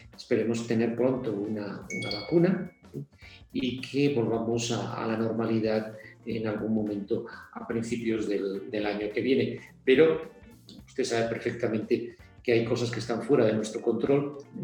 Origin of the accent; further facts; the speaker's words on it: Spain; now in Mexico; acogerlos en mi país